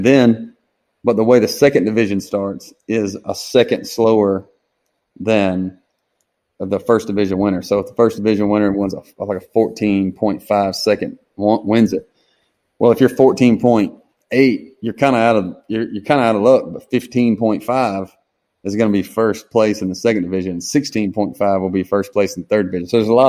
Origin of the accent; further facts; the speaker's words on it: Harlem, Georgia, United States; About 20 miles just west off I-20 from Augusta. So, and Harlem is about 5 miles off the exit.